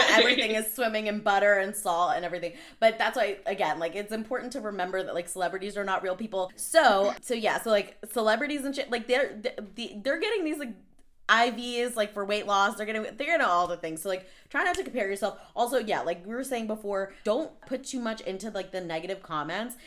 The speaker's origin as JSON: {"language": "English", "area": "Long Island", "region": "New York", "country": "United States", "said": "I'm actually from Long Island"}